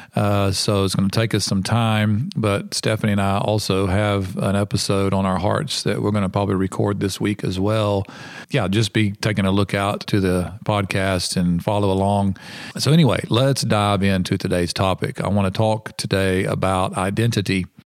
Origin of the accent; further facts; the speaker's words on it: United States; moved away; I'm an American.